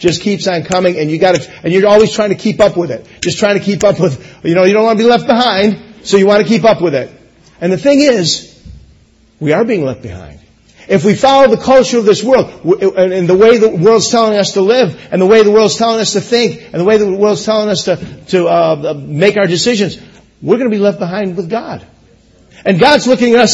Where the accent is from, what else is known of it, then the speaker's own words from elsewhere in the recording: United States; I am American